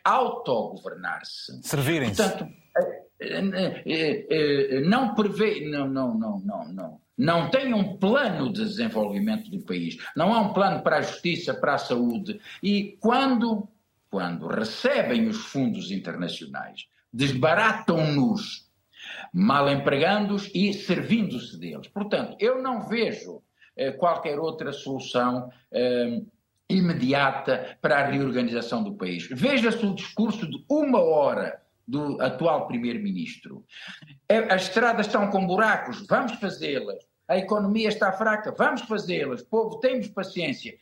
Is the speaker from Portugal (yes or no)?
no; São Tomé & Príncipe; eu nasci em São Tomé